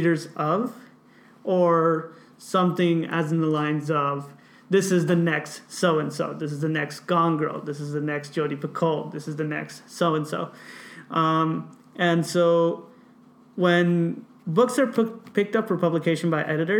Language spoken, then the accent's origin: English; Watsonville, California, United States; growing up in Watsonville